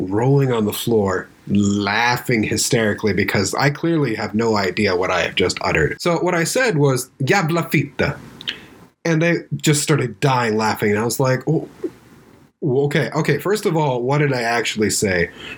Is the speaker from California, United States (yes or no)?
yes; California, United States; Dude, I grew up in Southern California. I heard that all the time.